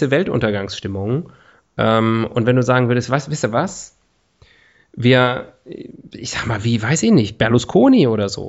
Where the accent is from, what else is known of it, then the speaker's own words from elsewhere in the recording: North Rhine-Westphalia, Germany; hier aus in meinem Heimatbundesland, Nordrhein-Westfalen